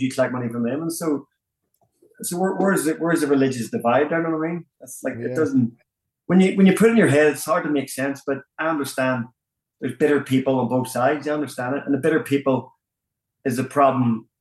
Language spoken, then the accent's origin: English; Belfast, Northern Ireland, United Kingdom; moved away as an adult; now in Las Vegas, United States; I was born in the Shankhill Road area